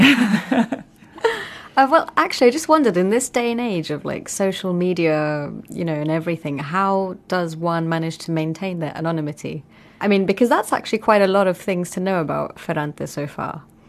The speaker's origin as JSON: {"language": "English", "country": "Pakistan", "said": "I'm Pakistani"}